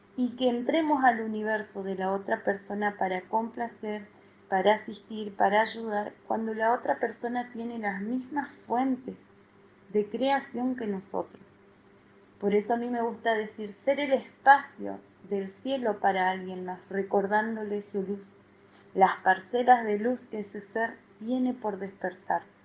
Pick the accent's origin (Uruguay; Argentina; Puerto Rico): Argentina; Soy de Argentina